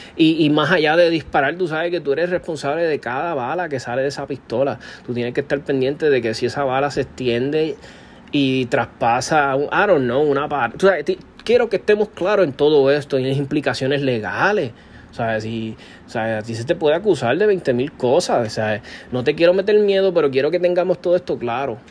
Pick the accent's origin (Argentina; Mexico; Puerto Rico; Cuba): Puerto Rico